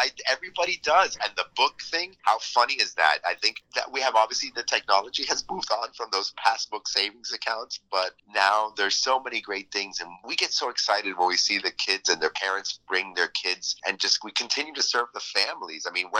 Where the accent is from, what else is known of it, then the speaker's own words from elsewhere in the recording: Miami, Florida, United States; I was born and raised in Miami, so I am a true Miamian, and I love the city